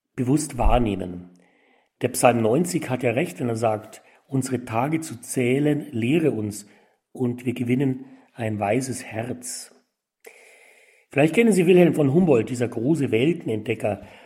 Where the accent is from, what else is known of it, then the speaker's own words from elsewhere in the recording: Tutzing, Bavaria, Germany; In meiner Heimatgemeinde in Tutzing